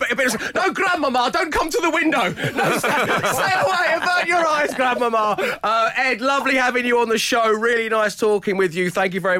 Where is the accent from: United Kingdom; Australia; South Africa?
United Kingdom; I'm so British. I'm so embarrassed.